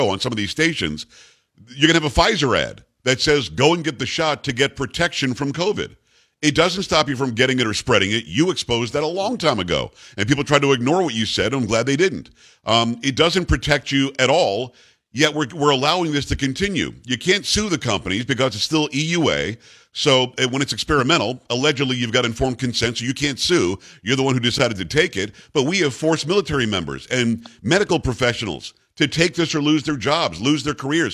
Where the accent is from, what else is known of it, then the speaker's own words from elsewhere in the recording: New York, United States; moved away; I'm from New York originally